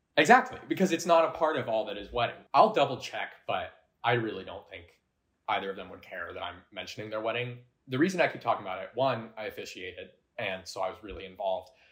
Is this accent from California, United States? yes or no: no; Colorado, United States; I grew up in Colorado